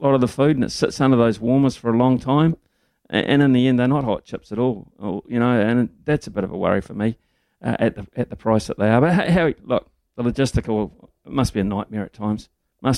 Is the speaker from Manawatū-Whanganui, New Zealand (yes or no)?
yes; Whanganui, Manawatū-Whanganui, New Zealand; I hail from Whanganui as well. I'm a Carlton School old boy